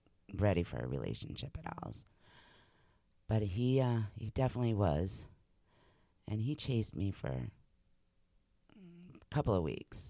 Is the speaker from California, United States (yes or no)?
no; Massachusetts, United States; moved away as an adult; also born or lived in New Hampshire; I had grown up in Massachusetts